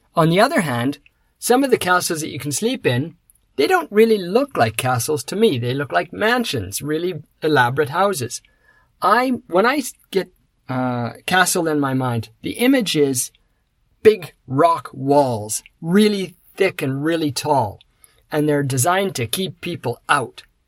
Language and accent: English; Canada; now in Osaka, Japan; I come from Canada